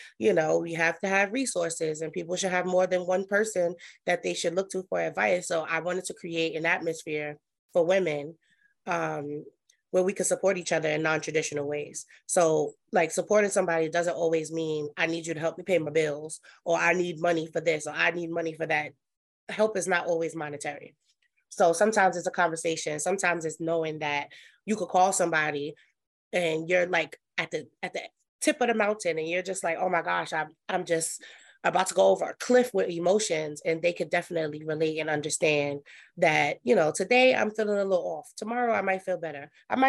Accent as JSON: {"language": "English", "town": "Brooklyn", "region": "New York", "country": "United States", "tie": "born or raised there", "said": "I am from Brooklyn, New York. That's where I was born and raised. I was actually born in St. John's, which is now named Interfaith Hospital."}